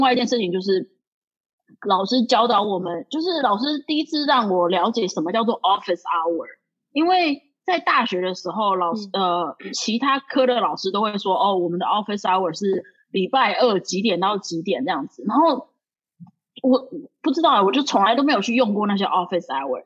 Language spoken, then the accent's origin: Chinese; Taiwan; moved away as an adult; now in New York, United States; 我是台湾人